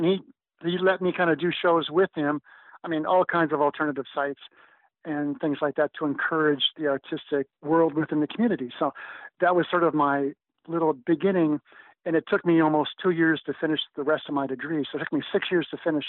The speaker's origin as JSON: {"language": "English", "town": "Minneapolis", "region": "Minnesota", "country": "United States", "tie": "born or raised there", "said": "I was born in Minneapolis, Minnesota"}